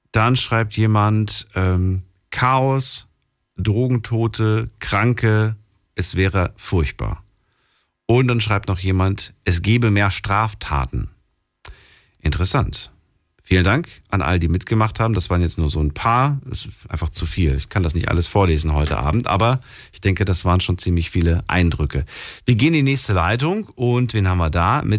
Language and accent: German; Stuttgart, Baden-Württemberg, Germany; Äh, Stuttgart.